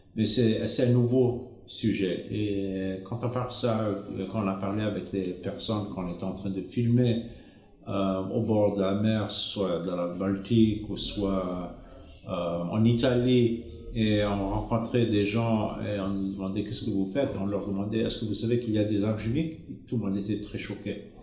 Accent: Zimbabwe; moved away as an adult; J'ai grandi en Afrique. Euh, au Zimbabwe. À l'époque, c'était la colonie anglaise, la Rhodésie

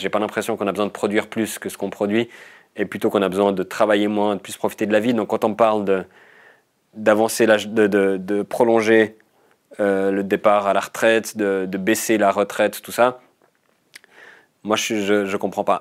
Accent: Vaud, Switzerland; je viens du canton de Vaud

